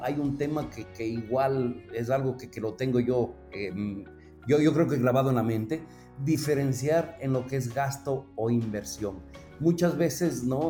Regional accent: Ecuador; moved away as an adult; now in Mexico; soy originario de Ecuador

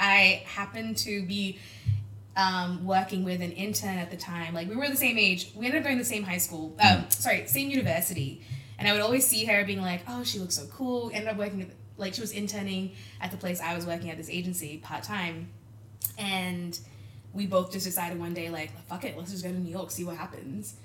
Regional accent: Brisbane, Queensland, Australia; also born or lived in Malaysia; I'm from Brisbane in Australia, so we're a little bit smaller

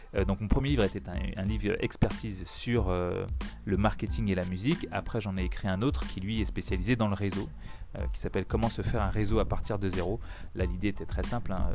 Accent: Guadeloupe; chez nous en Guadeloupe

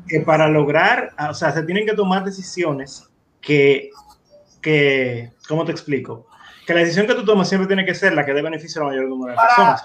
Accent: Dominican Republic; nuestra sociedad, como dominicanos

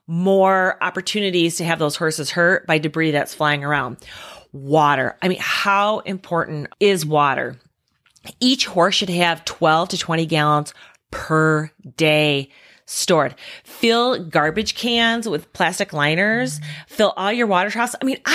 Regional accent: Midwest, United States; We're from the Midwest. It's just a bad thunderstorm.

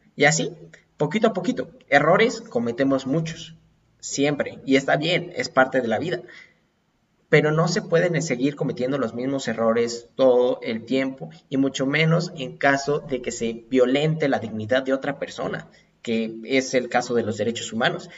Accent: Mexico; somos mexicanos

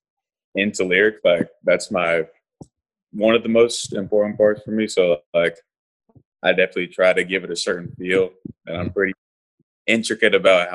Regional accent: Raleigh, North Carolina, United States; I'm from Raleigh, North Carolina

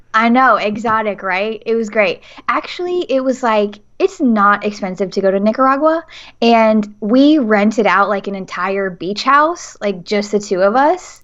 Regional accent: Nashville, Tennessee, United States; Nashville, Tennessee

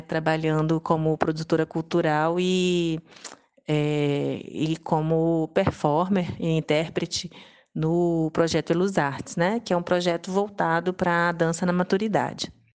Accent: Serra, Espírito Santo, Brazil; born or raised there; also born or lived in Vitória, Espírito Santo / France / Cachoeiro de Itapemirim, Espírito Santo

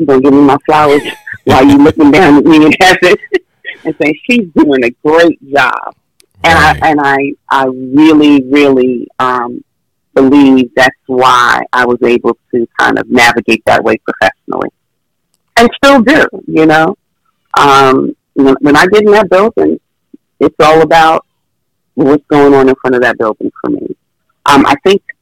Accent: New York, United States; I was from New York

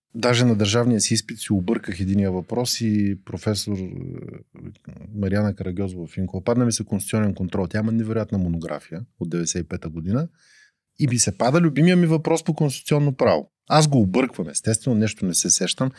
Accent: Burgas, Burgas Province, Bulgaria; now in Sofia, Bulgaria; роден съм в Бургас, но имам здрави селски корени

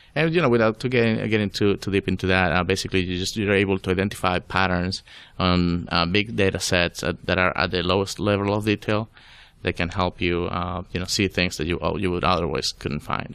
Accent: Venezuela; English is a second language; moved away as an adult; also born or lived in Florida, United States; now in Atlanta, United States; I was born in Venezuela

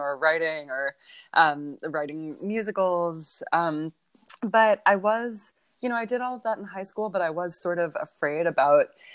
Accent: Los Angeles, California, United States; I grew up in Los Angeles

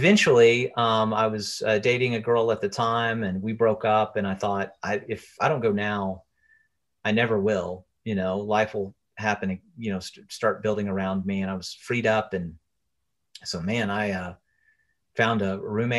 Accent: Chattanooga, Tennessee, United States; now in Nashville, United States; I was playing in bands around my hometown, Chattanooga.

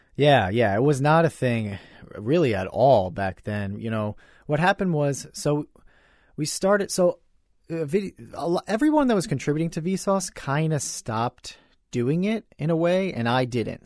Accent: New York, United States; growing up in New York, in the United States of America

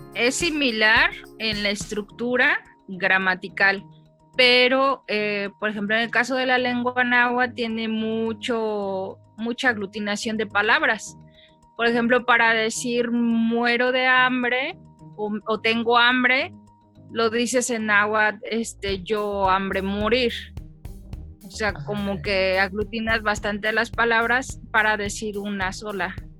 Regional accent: Mexico City, Mexico; moved away as an adult; now in El Salvador; yo soy de la Ciudad de México, pero tiene poquito que me casé y me vine a vivir acá a Centroamérica, en El Salvador

